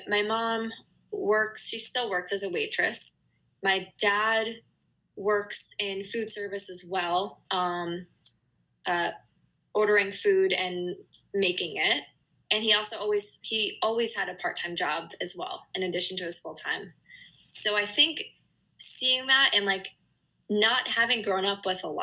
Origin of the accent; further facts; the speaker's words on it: northeastern Pennsylvania, United States; now in New Hampshire, United States; I grew up in Pennsylvania, not too, like, on the east, northeastern corner